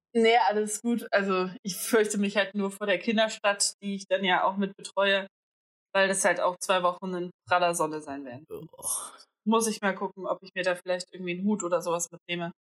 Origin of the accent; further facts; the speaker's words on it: Greece; now in Berlin, Germany; ich bin Griechin